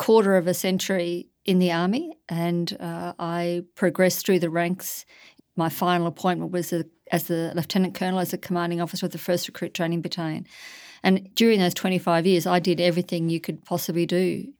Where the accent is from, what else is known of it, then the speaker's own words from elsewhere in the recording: Warwick, Queensland, Australia; moved away as an adult; also born or lived in New South Wales / South Australia; I stood for mayor in my local community back in my hometown, having been away for some 40 years